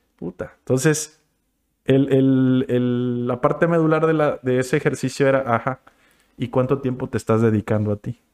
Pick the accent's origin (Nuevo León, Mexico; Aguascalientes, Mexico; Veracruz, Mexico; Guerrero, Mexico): Guerrero, Mexico; Acapulco; yo crecí en la Colosio y de morro estuve pues por ahí